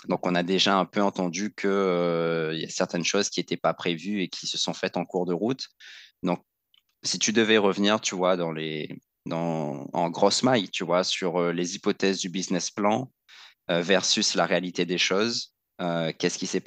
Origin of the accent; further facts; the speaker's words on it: Réunion, France; des, freins qu'on se met en tant que, en tant que réunionnais, en tant qu'ultramarin, euh, de ne pas se sentir à la hauteur